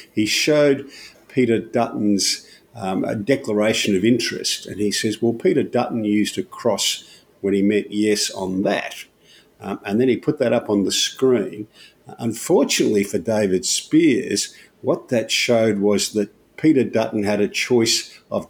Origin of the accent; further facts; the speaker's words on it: Albury, New South Wales, Australia; there's still a plaque on the footpath there for where I was born in Albury